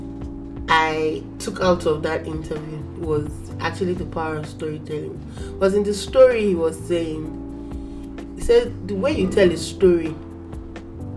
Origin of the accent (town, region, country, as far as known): Nigeria